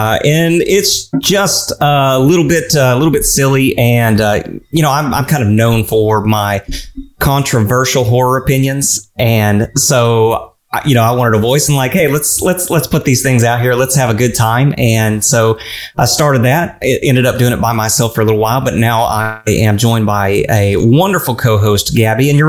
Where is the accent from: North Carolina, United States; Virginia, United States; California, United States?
Virginia, United States; Norfolk; hailing from Norfolk, Virginia in the good old United States